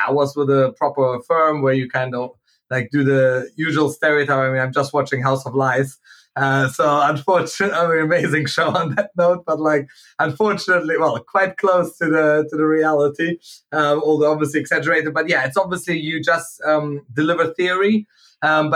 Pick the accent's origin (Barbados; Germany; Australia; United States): Germany; moved away as an adult; also born or lived in Manchester / Hong Kong; I went to uni in Manchester, Hong Kong, I grew up in Germany before